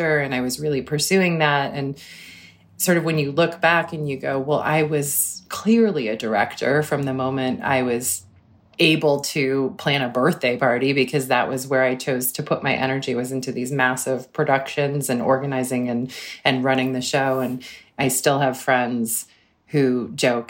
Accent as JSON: {"language": "English", "town": "Cambridge", "region": "Massachusetts", "country": "United States", "tie": "born or raised there"}